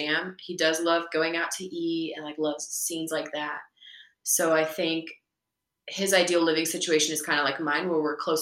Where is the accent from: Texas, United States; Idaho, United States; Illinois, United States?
Idaho, United States; also born or lived in Kosovo / Berlin, Germany; growing up in Idaho